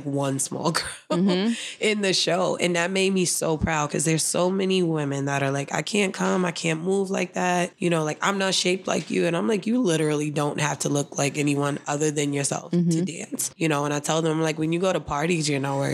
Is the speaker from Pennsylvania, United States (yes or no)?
no; New York City, New York, United States; I grew up dancing in Harlem.